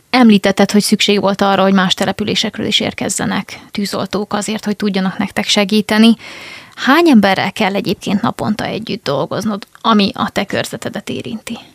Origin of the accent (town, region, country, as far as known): Szeged, Csongrád-Csanád, Hungary